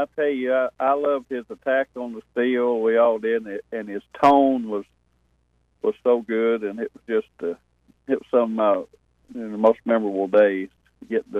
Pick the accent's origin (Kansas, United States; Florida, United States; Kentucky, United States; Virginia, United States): Kentucky, United States; Berea; I'm from Berea, Kentucky